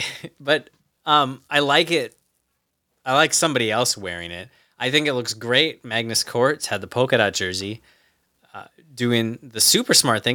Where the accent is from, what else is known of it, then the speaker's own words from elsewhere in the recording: United States; as an American